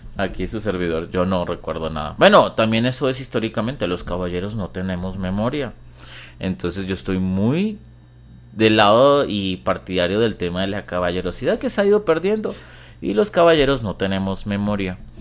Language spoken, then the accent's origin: Spanish; Colombia; yo soy colombiano